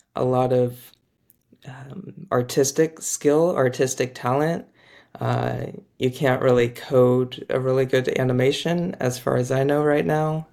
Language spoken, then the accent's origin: English; Orange County, California, United States; also born or lived in Boston; I'm from Orange County, California, grew up there